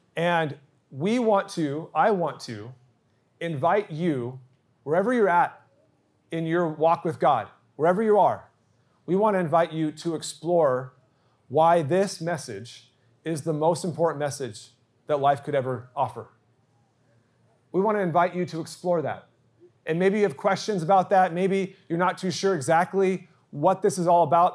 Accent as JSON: {"language": "English", "town": "Santa Barbara", "region": "California", "country": "United States", "tie": "born or raised there", "also_born_or_lived": "San Diego", "moved": "as an adult", "lives_now": "Eastvale, United States", "said": "I actually ditched church when I was growing up in Santa Barbara."}